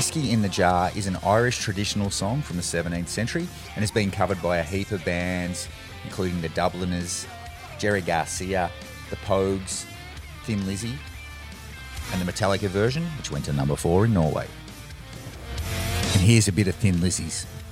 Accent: Australia; as an Australian

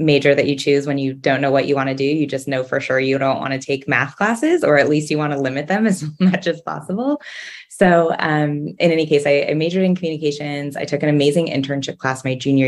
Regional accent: Southern California, United States; So I was born and raised in Southern California. I grew up in a town a little north of Los Angeles

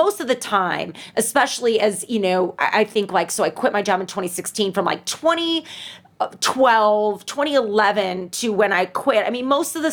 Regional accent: St. Louis, Missouri, United States; moved away as an adult; now in Chicago, United States; St. Louis, my hometown

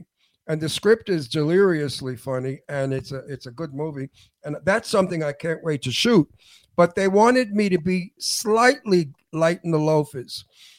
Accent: New York, United States; I'm gay from New York, honey. I'm from the olden days when the queens used to dish each other.

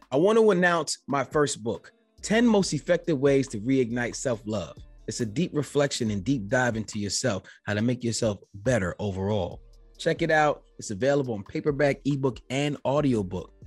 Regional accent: United States; being an American that I was only taught one language

